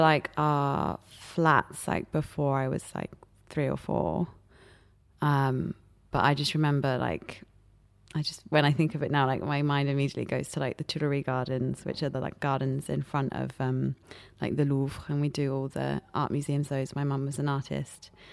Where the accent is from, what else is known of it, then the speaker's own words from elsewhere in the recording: Paris, Île-de-France, France; now in London, United Kingdom; I grew up in Paris